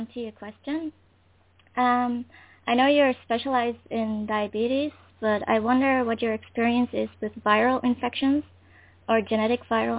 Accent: Netherlands; English is a second language; I'm from the Netherlands.

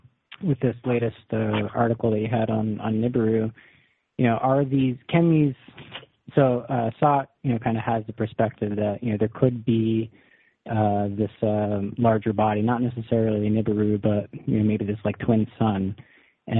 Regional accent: New York, United States; And so I grew up in the Hudson Valley, which just like 40 minutes away from West Point.

